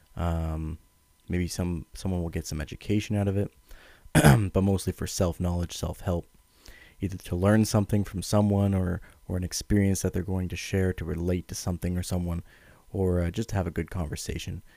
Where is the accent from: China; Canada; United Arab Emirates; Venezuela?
Canada; Ottawa, Ontario; I'm from Ottawa, Ontario, Canada